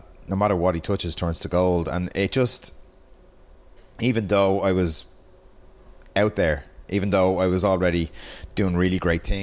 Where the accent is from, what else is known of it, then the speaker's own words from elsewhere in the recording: Dublin, Leinster, Ireland; I was from Pier Street, in the city. I was in Marion College in Balls Bridge.